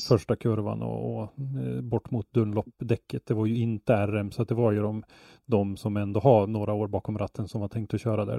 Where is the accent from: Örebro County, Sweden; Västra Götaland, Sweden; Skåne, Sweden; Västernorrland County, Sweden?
Västernorrland County, Sweden; Ånge; Jag är ju uppvuxen i Ånge som ligger bara 10 mil från Östersund